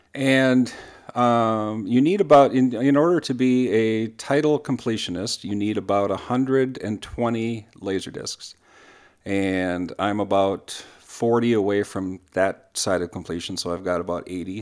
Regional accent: Minnesota, United States; I'm a Minnesotan

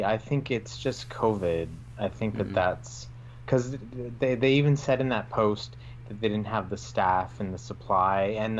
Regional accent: Canada; as a Canadian up here in Canada

